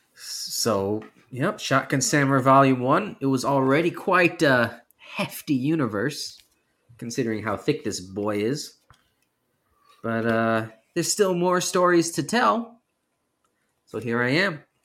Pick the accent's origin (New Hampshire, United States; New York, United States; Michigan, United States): New York, United States; now in California, United States; I am from New York originally. I just happen to live in California now